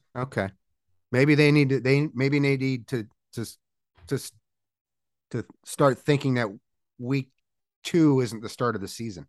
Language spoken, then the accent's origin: English; Seattle, Washington, United States; also born or lived in Los Angeles; This was when I was a little kid, when we first moved to Washington